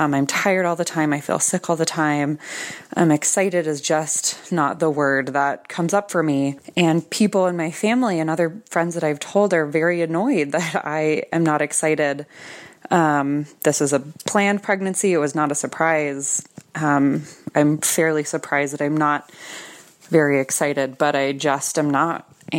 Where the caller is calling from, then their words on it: Westminster, Colorado, United States; I'm calling from Westminster, Colorado.